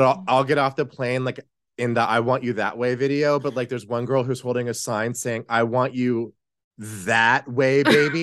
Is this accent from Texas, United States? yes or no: yes; Texas, United States; growing up in Texas